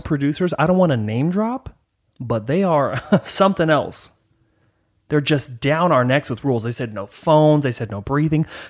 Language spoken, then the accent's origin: English; Northern California, United States; also born or lived in Rancho Cucamonga / Utah; Grew up in Northern California, played football, lived in Utah, had a goat